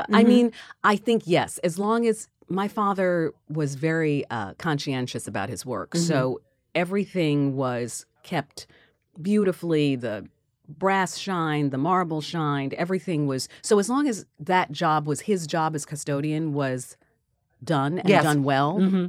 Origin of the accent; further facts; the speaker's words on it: Queens, New York, United States; And so I was born actually in Queens, and my aunt Millie owned an a house there.